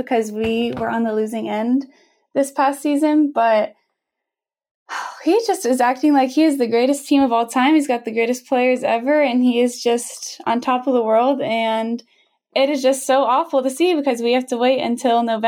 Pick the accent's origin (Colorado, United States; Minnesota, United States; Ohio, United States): Ohio, United States; Columbus; I am from Columbus